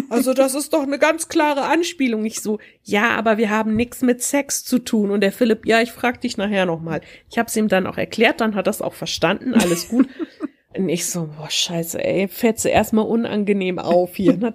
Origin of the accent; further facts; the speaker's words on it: Wuppertal, North Rhine-Westphalia, Germany; ich komme aus Wuppertal und ich bin ein Teil vom Podcast-Duo der Taschenuschis.